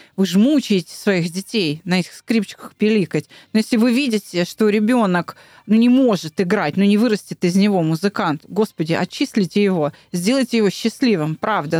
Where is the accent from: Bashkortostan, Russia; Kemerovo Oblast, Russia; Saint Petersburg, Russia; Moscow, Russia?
Moscow, Russia; я москвичка